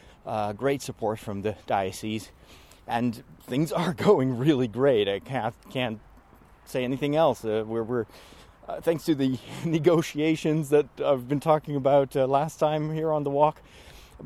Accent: Amersfoort, Utrecht, Netherlands; here in my hometown in Amersfoort in the Netherlands

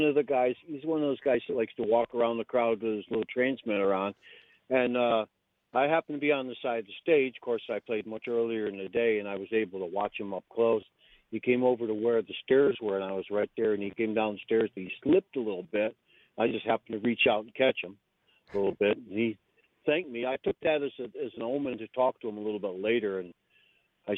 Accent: Central New York, United States; moved away as an adult; I grew up in Central New York

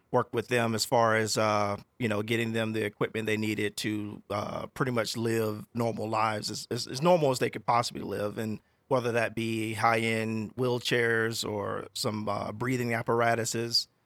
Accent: South Carolina, United States; now in Walla Walla, United States; I'm from South Carolina. So, you know, growing up in South Carolina

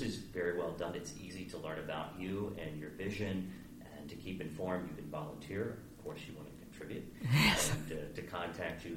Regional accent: Hagerstown, Maryland, United States; I grew up in Hagerstown.

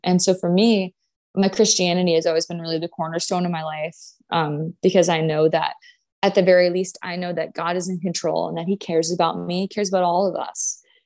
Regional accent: Grand Forks, North Dakota, United States; moved away as an adult; I'm from North Dakota. So my high school was, my graduating class was like two hundred and seventy people

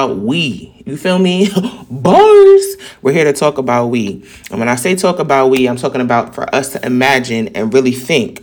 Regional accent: New York City, New York, United States; accent: New York; New York people have a very distinct and assertive tone because we're very confident in who we are

